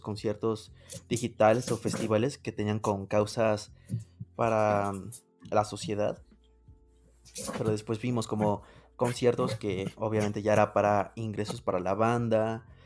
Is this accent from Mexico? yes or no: yes; Mexico; yo soy de México